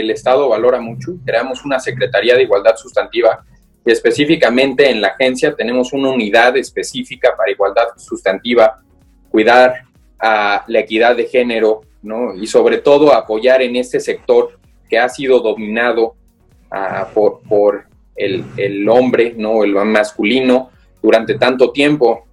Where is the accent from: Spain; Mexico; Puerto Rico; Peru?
Mexico; soy mexicano